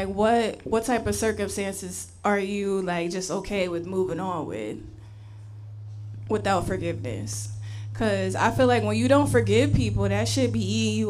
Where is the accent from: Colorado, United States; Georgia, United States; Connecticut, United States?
Connecticut, United States; now in Houston, United States; When I first moved here to Houston, that was a challenge for me because I was coming from Connecticut.